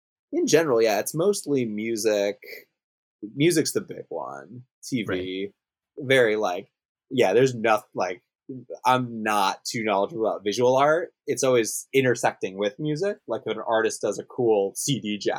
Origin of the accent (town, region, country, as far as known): Los Angeles, California, United States; born or raised there; moved away as an adult; now in Tokyo, Japan